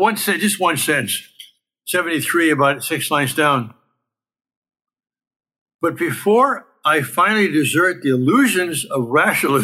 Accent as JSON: {"language": "English", "region": "California", "country": "United States", "tie": "born or raised there", "also_born_or_lived": "France", "said": "as a Californian by birth and by most of my life"}